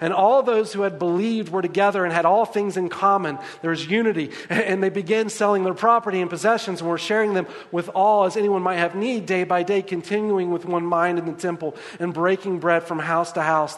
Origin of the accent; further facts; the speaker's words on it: the South, United States; as we say in the South, y'all